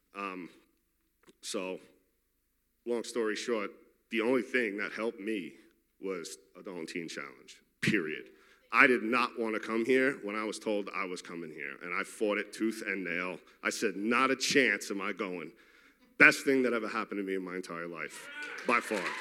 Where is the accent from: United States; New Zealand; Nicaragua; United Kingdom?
United States; New York City, New York; I'm from Queens, New York.